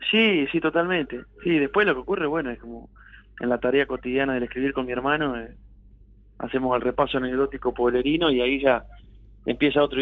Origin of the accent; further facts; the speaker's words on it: Urdampilleta, Buenos Aires Province, Argentina; Pilleta traza la divisoria del medio entre Deró y, este, y Bolívar. Pertenecemos al partido de Bolívar, pero está justito en el medio.